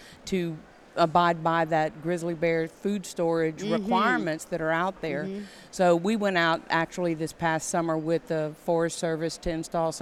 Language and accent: English; Louisiana, United States; moved away as an adult; now in Wyoming, United States; I moved to Wyoming and got there on Mardi Gras Day because I'm from Louisiana.